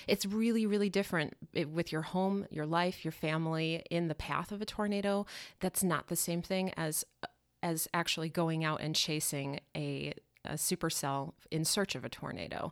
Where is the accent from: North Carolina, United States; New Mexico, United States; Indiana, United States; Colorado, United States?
Colorado, United States; Denver; moved away as an adult; now in Milwaukee, United States; I'm originally from Denver